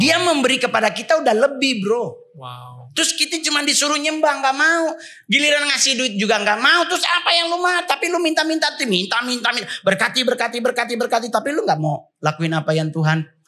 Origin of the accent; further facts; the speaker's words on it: Manado, North Sulawesi, Indonesia; moved away as an adult; now in Jakarta, Indonesia; Saya sebagai orang Manado